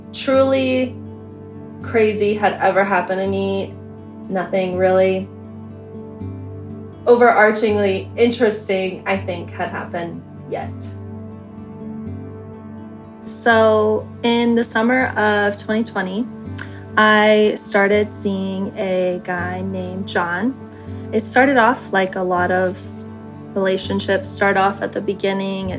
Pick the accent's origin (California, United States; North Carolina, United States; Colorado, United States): Colorado, United States; I am 25 years old and I am from Colorado